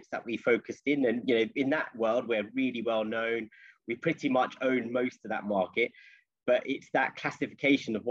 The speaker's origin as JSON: {"language": "English", "town": "Leicester", "region": "East Midlands", "country": "United Kingdom", "tie": "born or raised there", "also_born_or_lived": "London", "moved": "as an adult", "said": "I grew up in Leicester"}